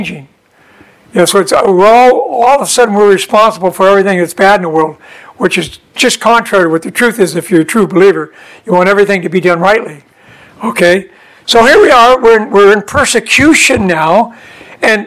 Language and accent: English; Southern California, United States; we were born and raised in Southern California. We lived in an interior, you know, in towards Anaheim and that kind of area.